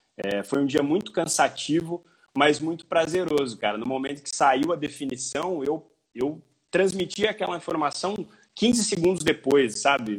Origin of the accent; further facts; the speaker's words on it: Paraguaçu Paulista, São Paulo, Brazil; also born or lived in Assis / Marília; Paraguaçu Paulista é a minha cidade natal